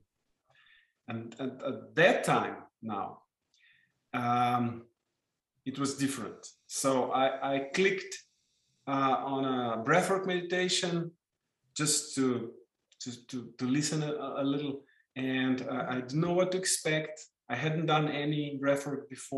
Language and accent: English; Slovenia; first language Slovenian; English is a second language; in my native language, Slovenian